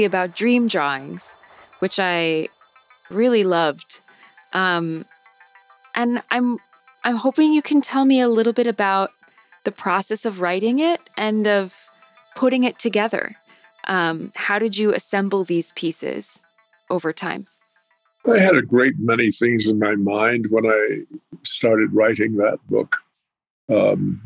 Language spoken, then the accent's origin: English; Pueblo of Jemez, north central New Mexico, United States; moved away; also born or lived in Navajo reservation / Apache reservations; for the longest period of time, I lived at the Pueblo of Jemez in north central New Mexico.